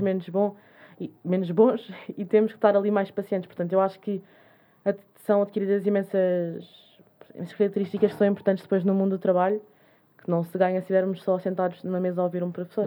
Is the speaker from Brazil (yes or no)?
no; Cascais, Lisbon, Portugal; nós que somos de Cascais